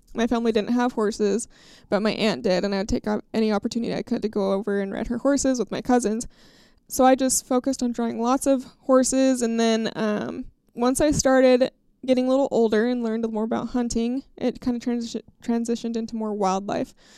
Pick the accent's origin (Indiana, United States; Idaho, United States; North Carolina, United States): Idaho, United States; my home state of Idaho.